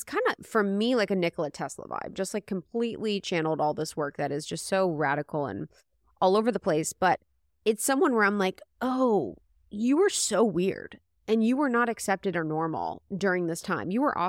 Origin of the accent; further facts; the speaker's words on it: United States; Yeah, I'm American.